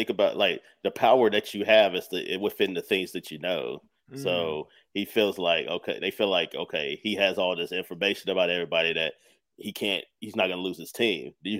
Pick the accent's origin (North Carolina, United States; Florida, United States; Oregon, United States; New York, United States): North Carolina, United States; I grew up in North Carolina.